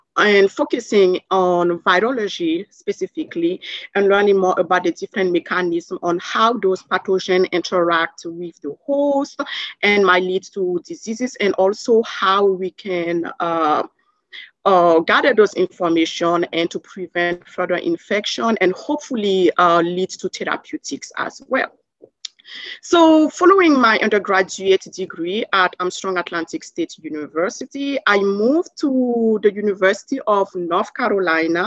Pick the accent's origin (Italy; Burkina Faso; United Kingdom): Burkina Faso; English is a second language; moved away as an adult; also born or lived in Savannah, Georgia, United States / Canada; now in United States; I'm originally from Burkina Faso in Western Africa. So I did most of my primary and secondary school in Africa. And growing up there